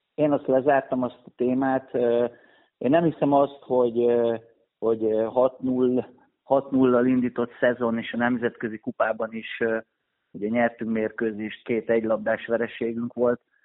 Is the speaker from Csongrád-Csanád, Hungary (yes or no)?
no; Pécs, Baranya, Hungary; ide születtem, én Pécsi vagyok